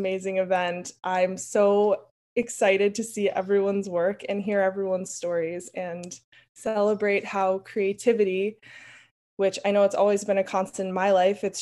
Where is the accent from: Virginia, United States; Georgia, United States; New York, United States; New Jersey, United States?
New York, United States; New York City; I grew up in Brooklyn, New York